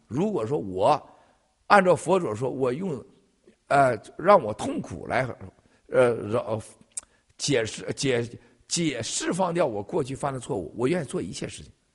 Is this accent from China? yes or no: yes; China; 我们中国人是一个这么善良的民族